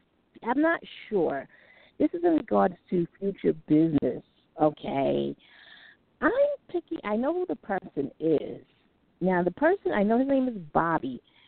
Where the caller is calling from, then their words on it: New York City, New York, United States; I'm calling from New York City.